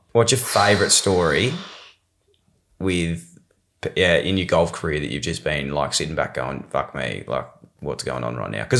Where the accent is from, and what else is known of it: Melbourne, Victoria, Australia; born or raised there; also born or lived in Ballarat